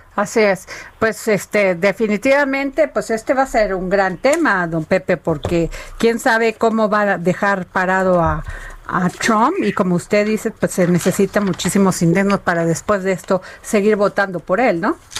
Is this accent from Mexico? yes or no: yes; Veracruz, Mexico; moved away; en mi pueblo, cuando haces así como que vas de, un lado a otro, se llama eh, robalear, allá en Veracruz